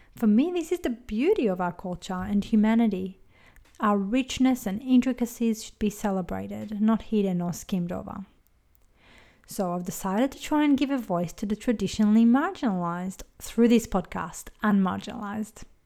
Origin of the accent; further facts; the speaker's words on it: Israel; moved away as an adult; now in Australia; I was born in Israel, raised as Jewish, and immigrated to Australia in my early twenties